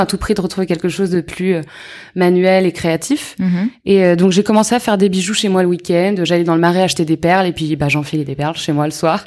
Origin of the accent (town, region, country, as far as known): Yvelines, Île-de-France, France; born or raised there; also born or lived in Paris